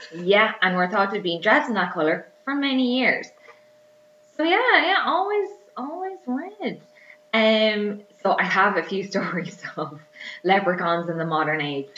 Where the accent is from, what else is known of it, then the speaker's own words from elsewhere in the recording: Ireland; accent: Irish; my accent is Irish